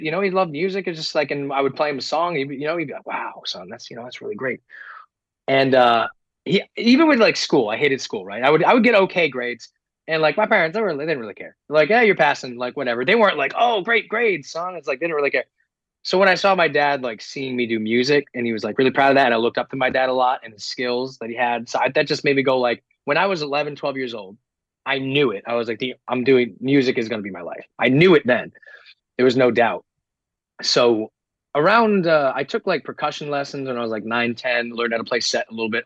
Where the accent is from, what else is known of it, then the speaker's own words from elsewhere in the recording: Woonsocket, Rhode Island, United States; I grew up in Rhode Island, by the way, super East Coast.